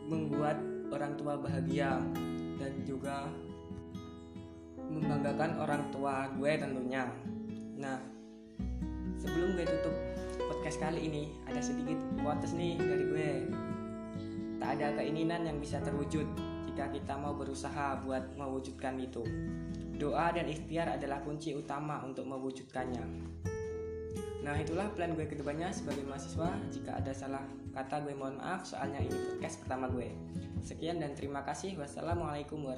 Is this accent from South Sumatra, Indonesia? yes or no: yes; Musi Rawas, South Sumatra, Indonesia; Nama gue …, kalian bisa panggil gue … Gue dari Musirawas, Sumatera Selatan